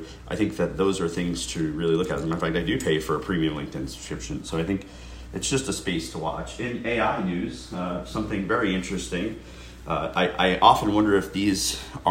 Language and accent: English; United States; we as American citizens